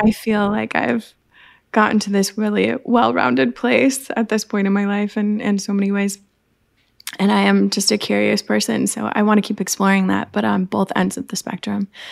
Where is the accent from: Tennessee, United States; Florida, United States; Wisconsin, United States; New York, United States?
Wisconsin, United States; Madison; I was born in the Midwest in Madison, Wisconsin. So I am a farm girl of the heartland of the, the Midwest